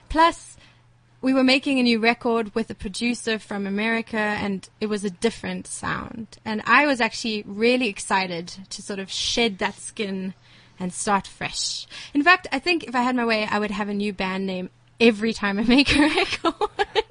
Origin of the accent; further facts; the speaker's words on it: Johannesburg, Gauteng, South Africa; I grew up in, in Rivonia, uh, in ah. Sunning Hill, around the corner here.